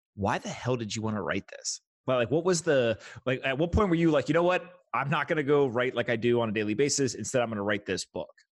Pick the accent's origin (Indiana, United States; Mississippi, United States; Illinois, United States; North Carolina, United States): North Carolina, United States; I grew up in North Carolina